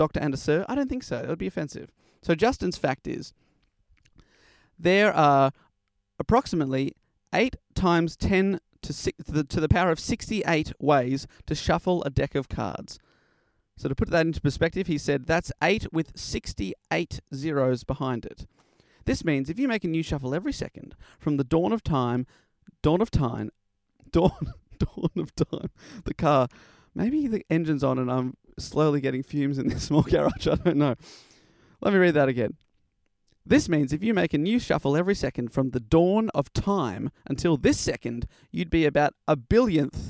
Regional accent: Australia; as an Australian

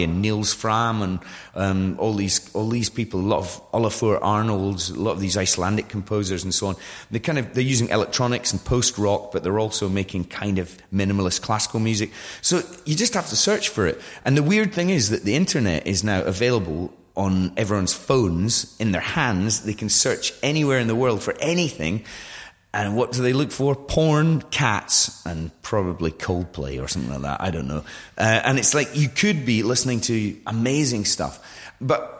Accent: Kingsbarns, Scotland, United Kingdom; I grew up in the East Nuke of Fife near St Andrews, in a little village called King's Barnes

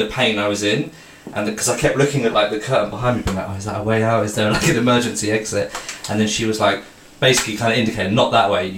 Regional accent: London, United Kingdom; I've always been South West.

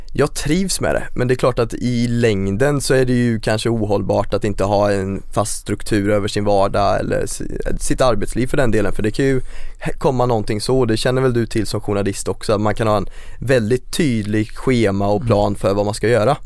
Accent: Greby, between Skövde and Töreboda, Västergötland, Västra Götaland, Sweden; now in Gothenburg, Sweden; Växte upp mitt ute i ingenstans och det vore en, en överdrift att kalla det ett samhälle. Det var mer ett geografiskt område som råkade innefatta ett par hus och det heter Greby

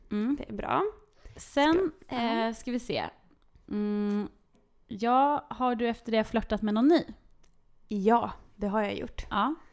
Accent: Linköping, Östergötland, Sweden; now in Stockholm, Sweden; jag kommer ju från Linköping från början

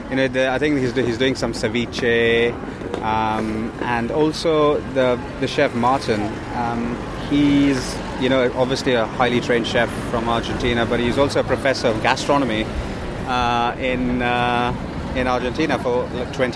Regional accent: India; now in London, United Kingdom; I grew up on Burmese food living in India

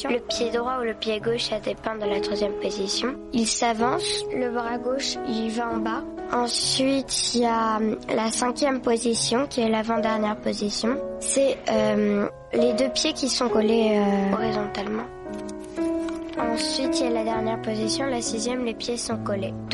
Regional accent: Brittany, France; moi je suis … je suis bretonne anglaise. Tout le monde dit que je suis née aux USA mais pas du tout, c'est ma mère.

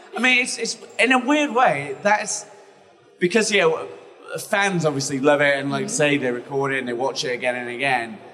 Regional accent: England, United Kingdom; I come from England

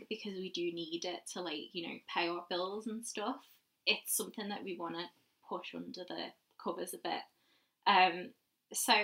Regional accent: Liverpool, North West England, United Kingdom; where I'm from, obviously I'm from Liverpool, you can probably tell

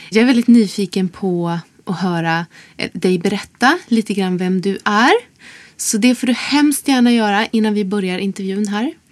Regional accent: Umeå, Västerbotten County, Sweden; also born or lived in Gothenburg; now in Stockholm, Sweden; jag kommer från Umeå.

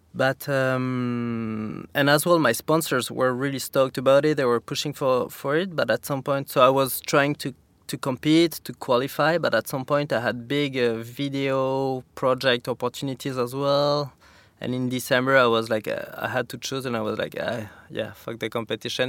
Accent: Saint-Lary-Soulan, Occitania, France; English is a second language; also born or lived in Val Thorens, France; now in Capbreton, France; I grew up in the Pyrenees, like a half hour from Spain in a resort called the Sanary.

